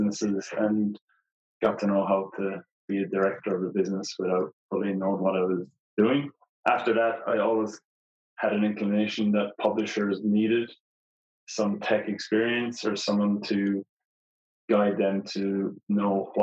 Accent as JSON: {"language": "English", "town": "Portumna", "region": "Connacht", "country": "Ireland", "also_born_or_lived": "Dublin / Mountain View", "moved": "as an adult", "lives_now": "Australia", "said": "I'm originally from Ireland, the west of Ireland, a small town called Porthumna in County Galway."}